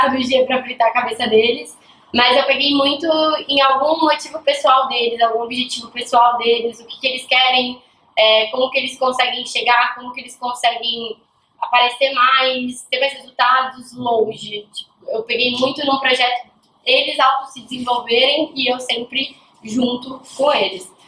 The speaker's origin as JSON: {"language": "Portuguese", "town": "Santos", "region": "São Paulo", "country": "Brazil", "moved": "yes", "lives_now": "Belo Horizonte, Brazil", "said": "eu sou de Santos, é, eu vim para BH"}